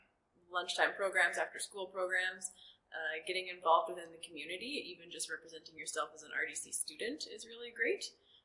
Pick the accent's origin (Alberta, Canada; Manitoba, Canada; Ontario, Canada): Alberta, Canada; Red Deer; also born or lived in Edmonton; I'm from Red Deer. I was born and raised in Red Deer. I went to Red Deer College, so I'm alumni here.